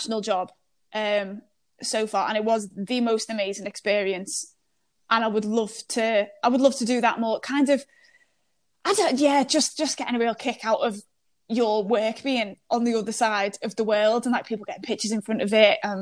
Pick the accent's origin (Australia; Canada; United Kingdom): United Kingdom; me being British